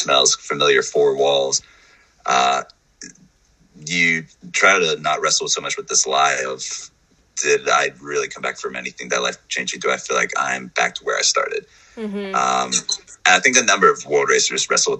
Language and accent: English; North Carolina, United States; I'm from North Carolina